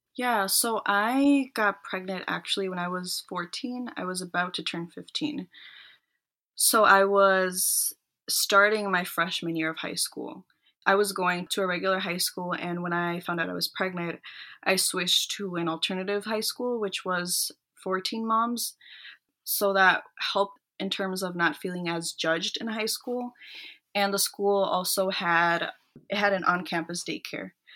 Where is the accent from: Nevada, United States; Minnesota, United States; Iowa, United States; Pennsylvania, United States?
Minnesota, United States; born or raised there; also born or lived in El Salvador